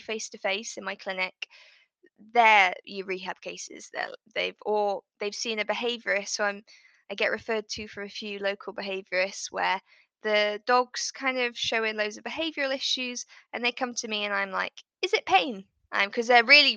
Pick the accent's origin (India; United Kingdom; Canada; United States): United Kingdom; I'm in the UK, if people can't guess by my accent